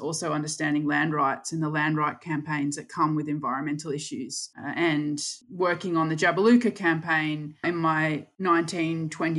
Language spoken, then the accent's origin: English; Brisbane, Queensland, Australia; moved away as an adult; now in Melbourne, Australia; I grew up in the suburbs of Redland Shire, and I grew up in Capalabar, Birkdale, and Cleveland, and that's in the Redland Shire.